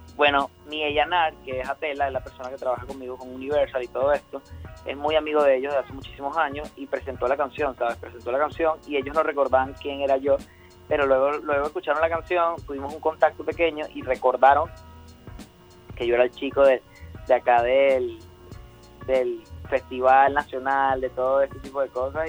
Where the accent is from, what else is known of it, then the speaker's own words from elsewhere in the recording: Barinas, Venezuela; moved away; also born or lived in Caracas; yo vengo de Barinas, entonces allá parece mentira, pero yo llegué a la capital o vine a ciudades principales del país